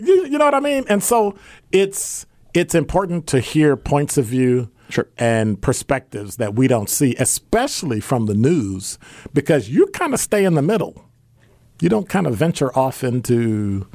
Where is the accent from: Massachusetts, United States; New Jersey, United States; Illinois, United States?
Illinois, United States; Chicago; now in Milwaukee, United States; I'm from Chicago